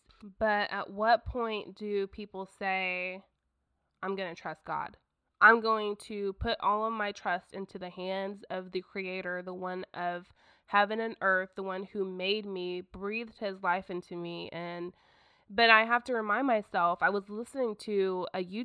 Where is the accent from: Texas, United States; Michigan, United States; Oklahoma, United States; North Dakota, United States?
Oklahoma, United States; also born or lived in Broken Arrow, Oklahoma; I am from Oklahoma, and I live in a town called Broken Arrow.